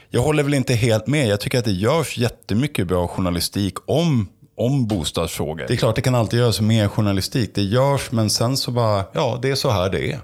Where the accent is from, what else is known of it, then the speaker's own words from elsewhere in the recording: Stockholm, Stockholm County, Sweden; jag är stockholmare själv